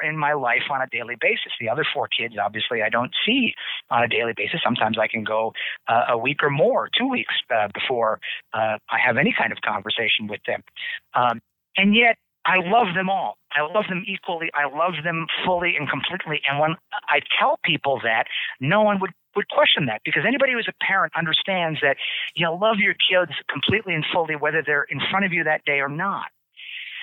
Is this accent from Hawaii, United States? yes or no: yes; Hawaii, United States; now in Door County, United States; I'm from Hawaii